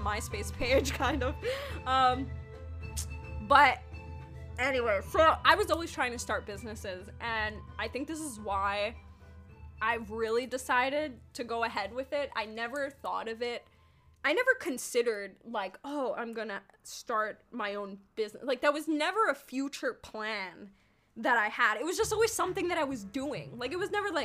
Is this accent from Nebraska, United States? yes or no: no; New York City, New York, United States; moved away as an adult; also born or lived in Yonkers, New York / Queens, New York; now in California, United States; I was born and raised in the Bronx, which is in New York City